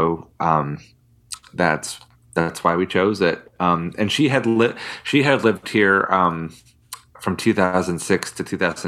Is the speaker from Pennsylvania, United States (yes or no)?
yes; Philadelphia, Pennsylvania, United States; now in Nashville, United States; I come from Philadelphia